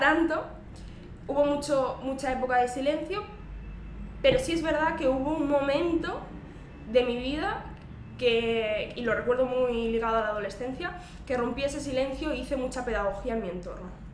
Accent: Terrassa, Catalonia, Spain; yo, soy, de Tarrasa, que es eh, un municipio de la provincia de Barcelona, está a 35 kilómetros aproximadamente de, la ciudad de Barcelona. Y bueno, eh, crecí

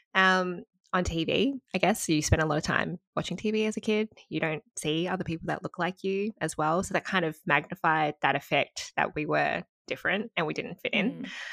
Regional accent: Gold Coast, Queensland, Australia; also born or lived in Sydney, New South Wales; I did a lot lot of my schooling life up in Queensland

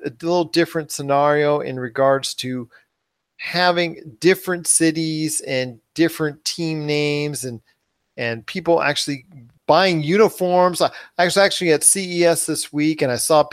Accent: Southern California, United States; I came from Southern California.

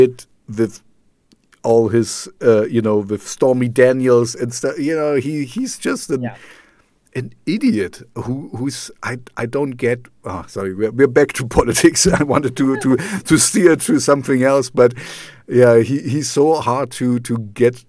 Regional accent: East Germany, Germany; English is a second language; also born or lived in Amsterdam / Canada; now in Jena, Germany; I grew up in East Germany, I grew up in the Russian zone

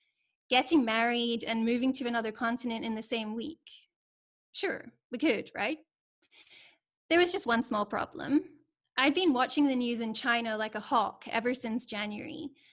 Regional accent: Scotland, United Kingdom; now in South Africa; So I'm from Scotland

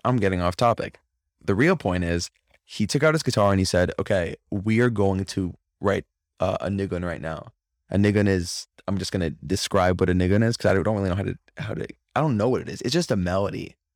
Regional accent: Florida, United States; also born or lived in Crown Heights, New York; now in New York, United States; growing up, it was, like, a normal thing 'cause I'm from Florida originally

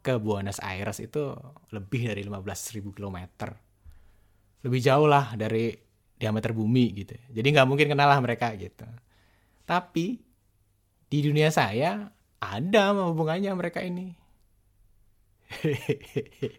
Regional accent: Boyolali, Central Java, Indonesia; saya ini orang kampung, wong deso. Waktu itu saya tinggal di desa, tepatnya di desa Dibal, kecamatan Ngemplak, Kabupaten Boyolali

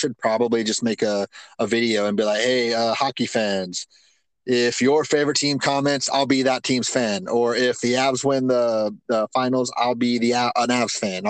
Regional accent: North Carolina, United States; now in Florida, United States; I was born in North Carolina.

